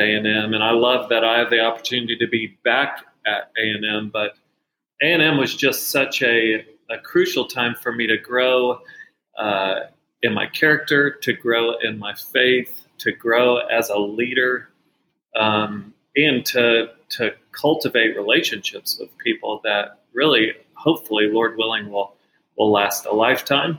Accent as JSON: {"language": "English", "town": "Dallas", "region": "Texas", "country": "United States", "tie": "born or raised there", "said": "I grew up in Dallas and have two wonderful parents."}